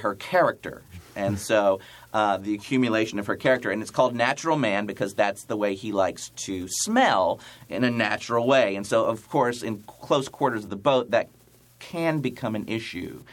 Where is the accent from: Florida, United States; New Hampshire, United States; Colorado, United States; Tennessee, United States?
Tennessee, United States; Chattanooga; moved away; I'm from Chattanooga, Tennessee. I was born and raised in Chattanooga, Tennessee